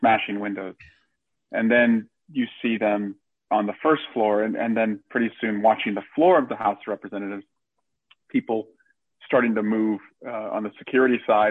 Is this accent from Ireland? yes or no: no; Alameda County, California, United States; also born or lived in Iowa; It was the Alameda County District Attorney's Office, and that was my hometown district attorney's office